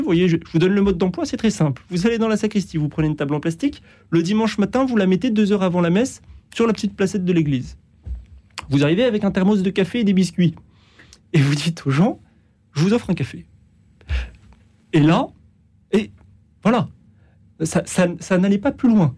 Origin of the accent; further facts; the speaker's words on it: France; chez nous en France